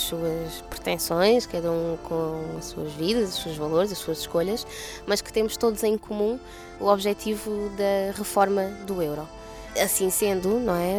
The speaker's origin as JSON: {"language": "Portuguese", "country": "Portugal", "tie": "born or raised there", "said": "Nasci em Portugal realmente, mas nem sempre tive os documentos de, eh, de portuguesa"}